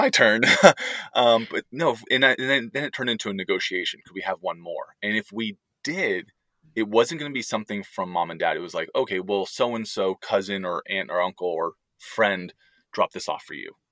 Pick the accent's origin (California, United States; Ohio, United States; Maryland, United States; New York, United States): California, United States; outside San Francisco; moved away as an adult; also born or lived in Texas; now in Pittsburgh, United States; where we grew up outside San Francisco